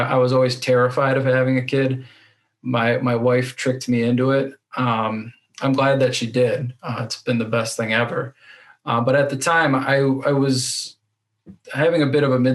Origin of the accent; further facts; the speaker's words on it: Racine, Wisconsin, United States; I'm from Racine, Wisconsin, which is in between Chicago and Milwaukee, southeastern Wisconsin.